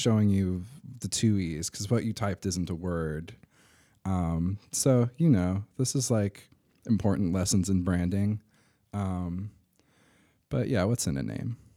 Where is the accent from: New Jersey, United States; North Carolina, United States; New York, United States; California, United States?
North Carolina, United States; Durham; I grew up in Durham, uh, went to middle and high school at D S A.